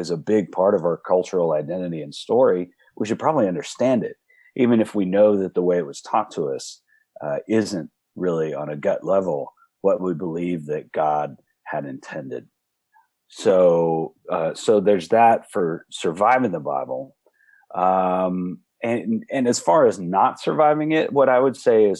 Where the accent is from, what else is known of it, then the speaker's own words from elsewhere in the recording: Dallas, Texas, United States; also born or lived in Austin, Texas / Fort Worth, Texas; Now we are in Fort Worth. I grew up in Dallas.